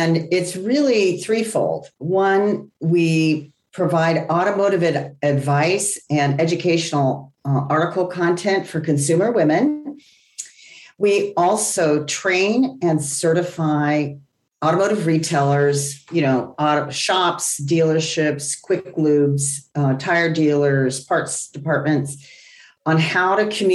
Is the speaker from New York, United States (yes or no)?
no; Los Angeles, California, United States; I grew up in the San Fernando Valley